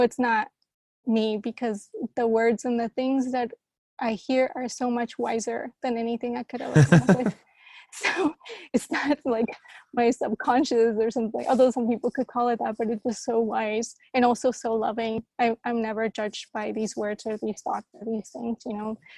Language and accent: English; Colombia; also born or lived in Costa Rica / San Francisco, United States; now in Amsterdam, Netherlands; I grew up in Colombia in the middle of like the Pablo Escobar time